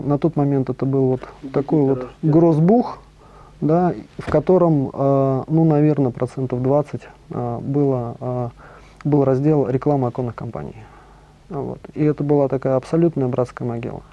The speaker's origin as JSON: {"language": "Russian", "region": "Moscow", "country": "Russia", "tie": "born or raised there", "also_born_or_lived": "Cologne, Germany / Germany", "said": "Родился в Москве"}